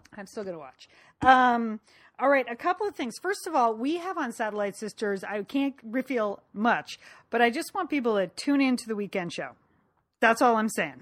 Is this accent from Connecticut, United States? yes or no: yes; Connecticut, United States; moved away; from growing up in Connecticut from high school